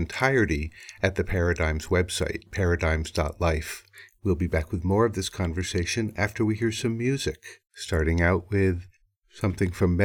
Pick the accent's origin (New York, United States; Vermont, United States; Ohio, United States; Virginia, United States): Vermont, United States; New England; I'm from New England, and I'm from Vermont